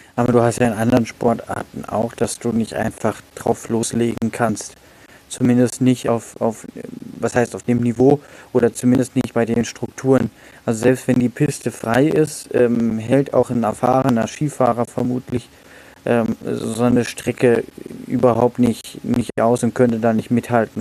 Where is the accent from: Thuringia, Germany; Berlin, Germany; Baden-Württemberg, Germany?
Baden-Württemberg, Germany; Kehl; in meiner Heimatstadt Kehl